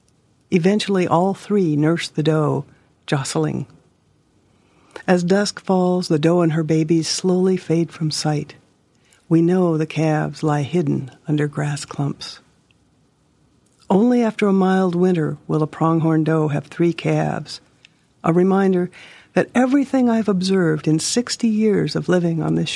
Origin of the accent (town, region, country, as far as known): Hermosa, South Dakota, United States